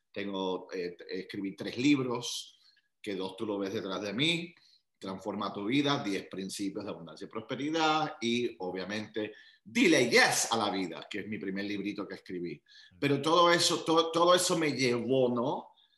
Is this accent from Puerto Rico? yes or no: yes; Puerto Rico; also born or lived in Long Island, New York; Nací en New York, en Long Island, y ah, al añito mi familia se muda a Puerto Rico